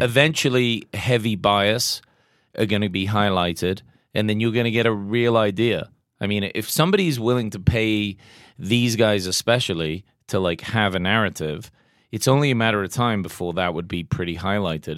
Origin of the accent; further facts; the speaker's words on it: England, United Kingdom; I'm English